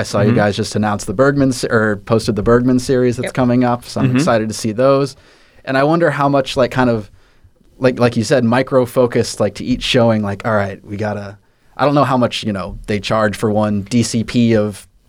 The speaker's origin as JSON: {"language": "English", "region": "Texas", "country": "United States", "moved": "yes", "said": "I'm from Texas"}